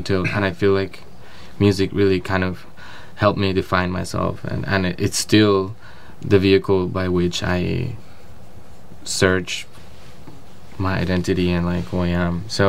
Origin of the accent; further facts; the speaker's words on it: New York City, New York, United States; growing up in New York City, like, you're surrounded by all these cultures, all this music, all this stuff